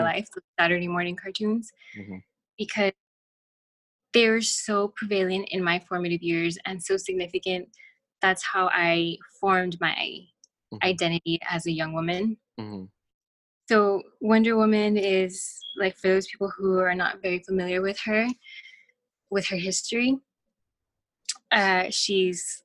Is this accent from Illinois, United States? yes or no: no; El Paso, Texas, United States; I'm from El Paso